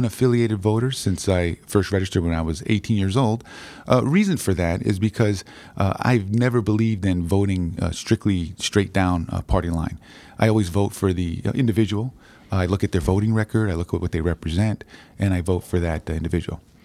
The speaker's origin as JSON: {"language": "English", "town": "New Haven", "region": "Connecticut", "country": "United States", "tie": "born or raised there", "said": "I grew up in, uh, inner city, uh, New Haven, in the Hills section"}